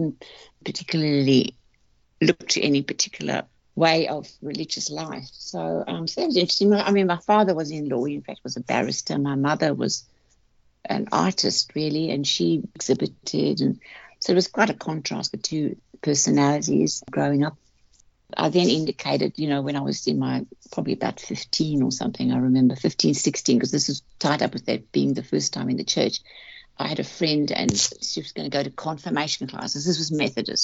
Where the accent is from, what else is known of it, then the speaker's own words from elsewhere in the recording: South Africa; I grew up in South Africa back in the 50s, 60s